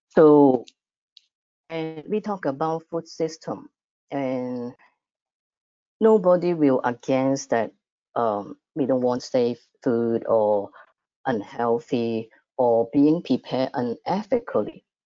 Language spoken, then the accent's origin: English; Macau; Macau, my hometown